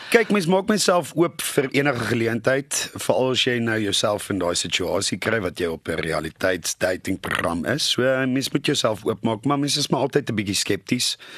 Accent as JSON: {"language": "Afrikaans", "town": "Nelspruit", "region": "Mpumalanga", "country": "South Africa", "tie": "born or raised there", "moved": "yes", "said": "in Nelspruit my ou tuiste te wys van waar ek vandaan kom"}